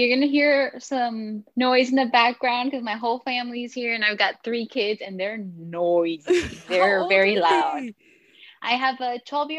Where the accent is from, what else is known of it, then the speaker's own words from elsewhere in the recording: Ciudad Acuña, Coahuila, Mexico; also born or lived in San Antonio, Texas; now in Del Rio, United States; And from Acuña, I was born and raised there, and my family's there. Everybody's there.